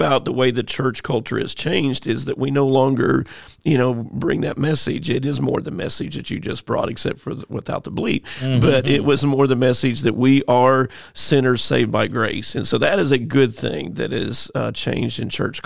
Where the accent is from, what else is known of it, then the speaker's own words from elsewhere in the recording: St. Louis, Missouri, United States; I grew up there. That's like my hometown